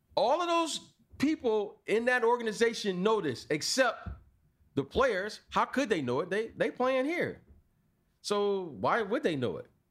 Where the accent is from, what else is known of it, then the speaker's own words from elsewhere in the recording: United States; our mentality as Americans haven't changed. Oh, we're American